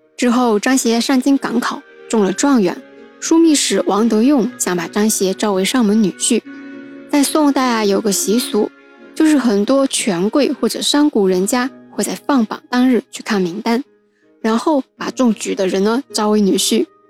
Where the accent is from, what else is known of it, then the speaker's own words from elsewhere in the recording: Wenzhou, Zhejiang, China; 作为土生土长的温州人